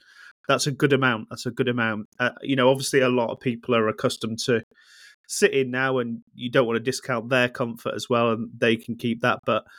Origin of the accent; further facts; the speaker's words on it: Luton, East of England, United Kingdom; Growing up in Luton Town in the early 90s, and throughout the 90s